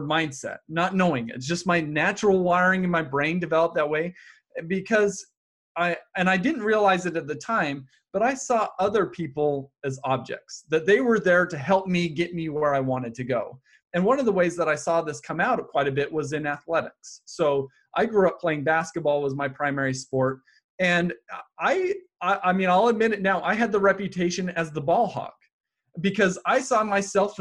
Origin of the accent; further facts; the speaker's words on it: Happy Valley, Utah, United States; I grew up in Happy Valley, Utah